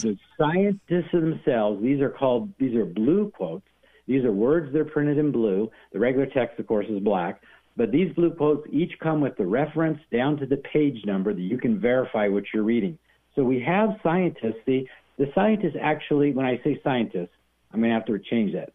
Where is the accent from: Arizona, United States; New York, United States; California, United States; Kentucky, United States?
Arizona, United States; moved away; I'm from Arizona originally